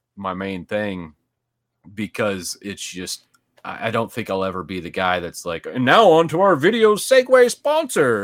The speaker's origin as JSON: {"language": "English", "region": "Midwest", "country": "United States", "tie": "born or raised there", "moved": "as an adult", "lives_now": "Dallas-Fort Worth, United States", "said": "I actually grew up in the Midwest"}